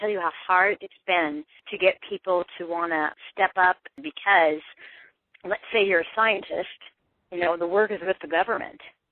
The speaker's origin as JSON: {"language": "English", "region": "Eastern Washington", "country": "United States", "said": "I'm from Eastern Washington"}